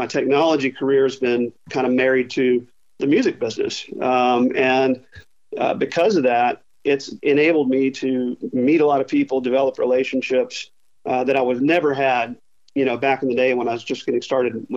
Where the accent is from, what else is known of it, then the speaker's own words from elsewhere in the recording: Arkansas, United States; also born or lived in Charlotte, North Carolina; I spent the first 4 or 5 years in Charlotte, then ended up in Little Rock and Fayetteville in Arkansas.